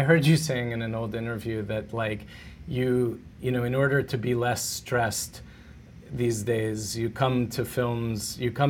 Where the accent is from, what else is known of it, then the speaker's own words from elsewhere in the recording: United States; as an American